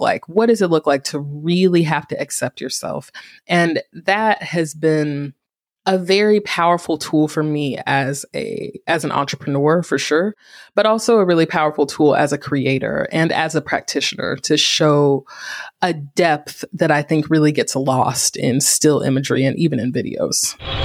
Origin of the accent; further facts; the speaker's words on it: Greensboro, North Carolina, United States; Greensboro, my hometown